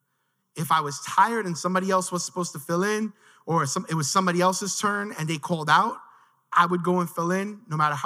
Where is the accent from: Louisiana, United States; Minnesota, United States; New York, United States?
New York, United States; New York City; I grew up in Williamsburg